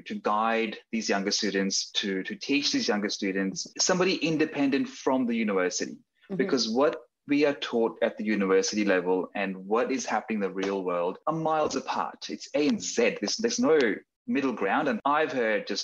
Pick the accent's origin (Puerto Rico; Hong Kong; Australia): Australia; Sydney, New South Wales; also born or lived in Dunedin, New Zealand; So I grew up in Sydney. I did all my schooling in Sydney.